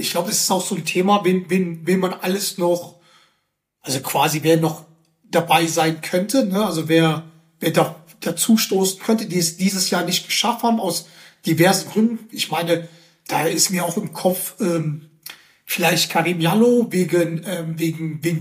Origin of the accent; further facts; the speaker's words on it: Germany; born there; Ich bin zwar in Deutschland geboren, aber wurde danach eingebürgert.